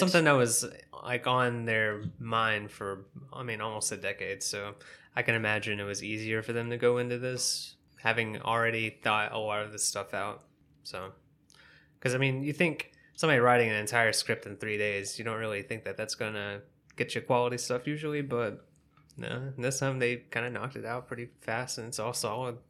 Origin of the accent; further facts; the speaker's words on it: the South, United States; I'm from the South, and we got s, lots of family down there